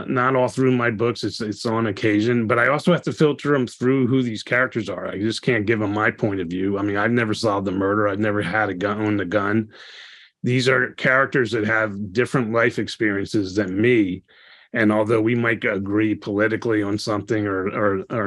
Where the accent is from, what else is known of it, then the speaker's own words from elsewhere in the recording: East Coast, United States; moved away; I grew up on the East Coast